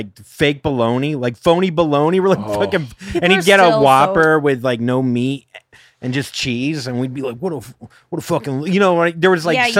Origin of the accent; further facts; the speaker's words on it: Port St. Lucie, Florida, United States; I'm from Florida